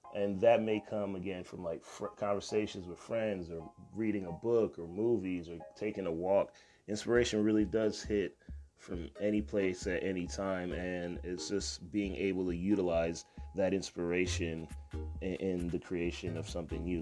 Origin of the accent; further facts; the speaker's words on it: U.S. Virgin Islands; now in United States; I'm originally from Saint Croix, and I started young there. And then when I moved to the States